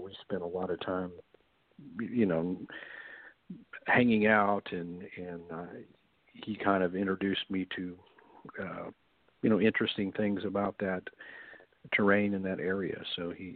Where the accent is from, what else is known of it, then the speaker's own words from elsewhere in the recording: Texas, United States; where I grew up in Texas